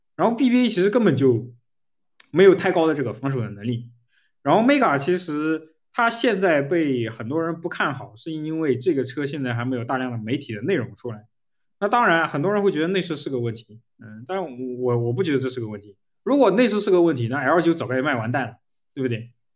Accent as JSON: {"language": "Chinese", "region": "Jiangsu", "country": "China", "tie": "born or raised there", "moved": "yes", "said": "我在那个江苏老家，我们乡下"}